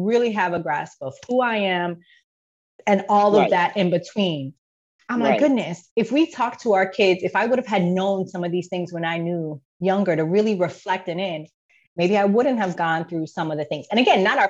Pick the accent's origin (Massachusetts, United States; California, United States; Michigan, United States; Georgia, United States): Georgia, United States; born or raised there; also born or lived in Bronx, New York